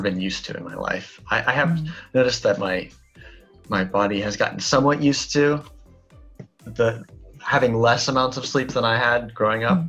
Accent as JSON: {"language": "English", "region": "Colorado", "country": "United States", "tie": "born or raised there", "moved": "as an adult", "lives_now": "Hokkaido, Japan", "said": "growing up in Colorado, where there's a very large population of native mm. Spanish speakers"}